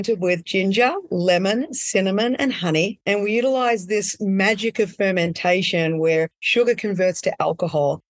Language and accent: English; Australia; moved away as an adult; now in California, United States; I'm Australian